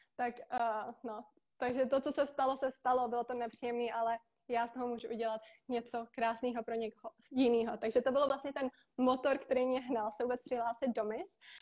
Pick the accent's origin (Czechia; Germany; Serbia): Czechia; moved away as an adult; also born or lived in Prague, Czech Republic / Most, Czech Republic; now in Bali, Indonesia; A vyrostla jsem na půl v Praze, na půl v Mostě a momentálně žiju na Bali.